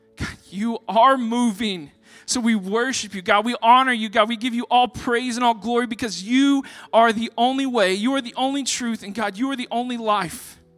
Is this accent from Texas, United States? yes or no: yes; Texas, United States; I'm from Texas